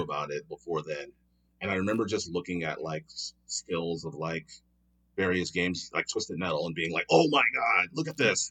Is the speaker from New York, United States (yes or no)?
no; Philadelphia, Pennsylvania, United States; moved away as an adult; now in Los Angeles, United States; I'm originally from Philadelphia, Pennsylvania, born and raised, uh, but I've been in L A now for almost eight years